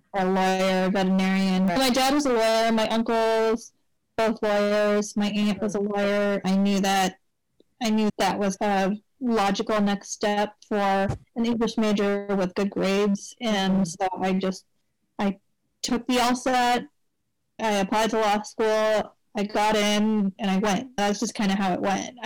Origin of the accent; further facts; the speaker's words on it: Los Angeles, California, United States; I was born and raised in LA. I grew up in the San Fernando Valley